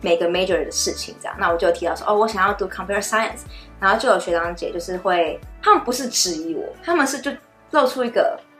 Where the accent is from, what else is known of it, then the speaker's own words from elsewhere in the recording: Taiwan; 我那一届 Computer Science 里面只有我一个台湾人，女生。